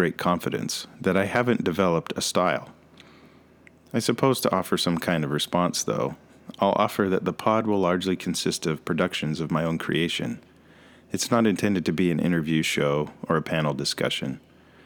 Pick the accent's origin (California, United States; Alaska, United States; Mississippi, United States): Alaska, United States; also born or lived in Washington; I'm a human male who was born in Washington and now live in Alaska